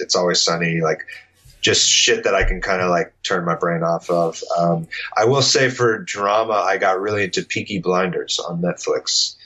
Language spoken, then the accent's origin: English; San Diego, California, United States; moved away as an adult; now in Los Angeles, United States; I grew up in San Diego in the punk scene in the early 2000s